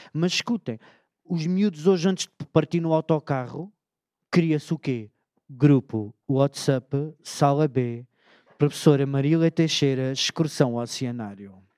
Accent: Beja, Alentejo, Portugal; Eu sou do Alentejo, amigos. Beja é uma cidade moderna

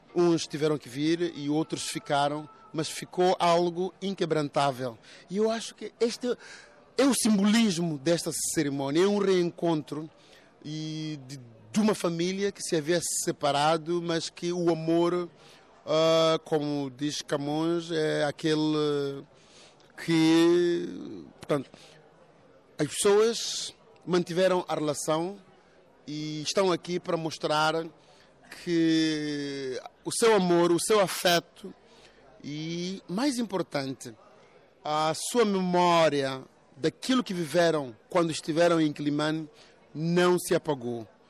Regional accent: Mozambique; eu, como moçambicano

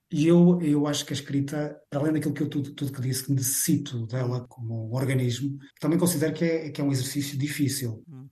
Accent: Vila Nova de Famalicão, Braga, Portugal; moved away as an adult; also born or lived in Galicia, Spain / A Coruña / United States; now in Barcelona, Spain; eu nasci em Vila Nova de Famalicão

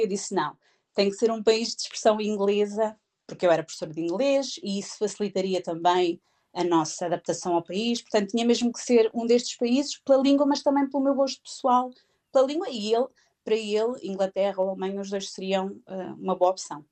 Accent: Proença Nova, Castelo Branco, Portugal; moved away as an adult; also born or lived in Coimbra; now in Bedford, United Kingdom; Eu, eu, estudei em Coimbra, mas eu sou da zona de Proença Nova, de Castelo Branco

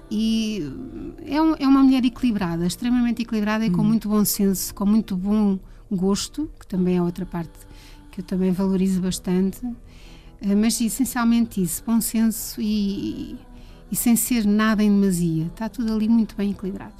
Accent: Leiria, Leiria District, Portugal; Eu sou de Leiria e vivia num bairro mesmo de um bairro daqueles não era propriamente típico, era um bairro que estava a nascer em Leiria na altura, que era os Capuchos

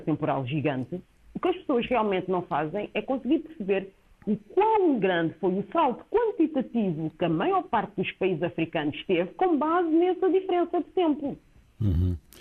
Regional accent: Cape Verde; o meu país de origem, Cabo Verde

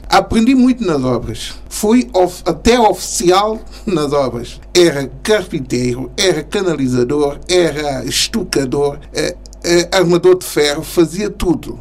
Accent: São Tomé & Príncipe; moved away as an adult; now in Portugal; sou santomense, de 59

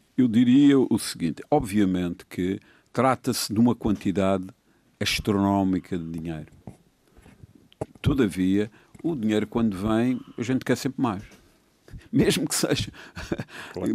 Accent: Madeira, Portugal; eu como madeirense

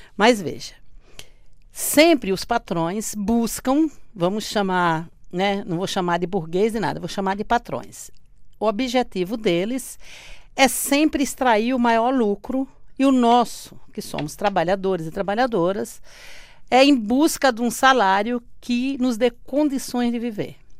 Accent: sertão of Bahia, Brazil; moved away as an adult; now in Lisbon, Portugal; do sertão da Bahia, de onde eu venho

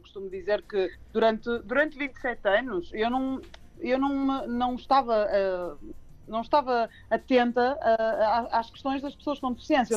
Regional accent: Porto, Norte, Portugal; sou do Porto, devem reparar o sotaque

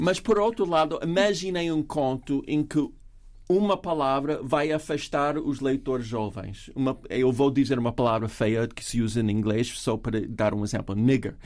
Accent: United States

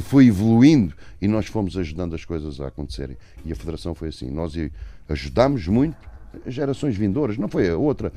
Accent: Portugal; sou português

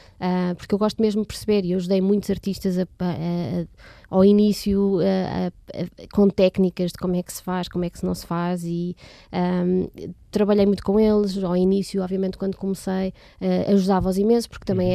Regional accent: Portugal; como bons portugueses que nós somos

